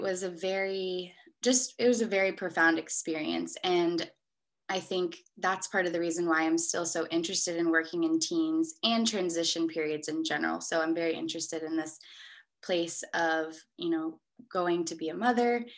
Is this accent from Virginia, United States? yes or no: yes; Richmond, Virginia, United States; moved away as an adult; also born or lived in Gainesville, Florida; I grew up in Richmond, Virginia, and I lived there until I was 18 years old